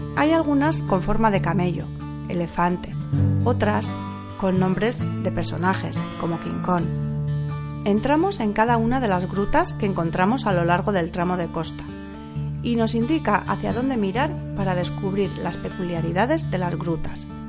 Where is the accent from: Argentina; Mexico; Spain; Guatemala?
Spain; San Sebastián, Basque Country; nosotros, pues que somos de Donosti y nos solemos acercar bastantes veces a la Zurriola y a Zarauz